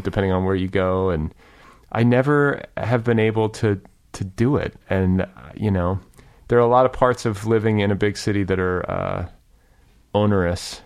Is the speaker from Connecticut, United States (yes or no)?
no; Cedarburg, Wisconsin, United States; also born or lived in Milwaukee / Indiana; now in Los Angeles, United States; I grew up in Cedarburg